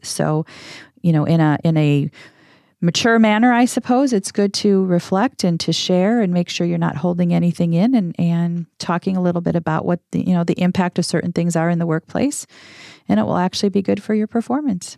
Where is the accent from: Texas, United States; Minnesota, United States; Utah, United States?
Minnesota, United States; Minneapolis; now in Arizona, United States; Minneapolis, Saint Paul, where I'm originally from